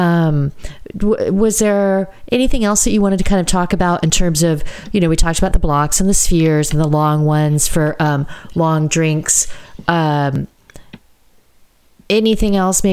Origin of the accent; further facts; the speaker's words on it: United States; moved away; I'm American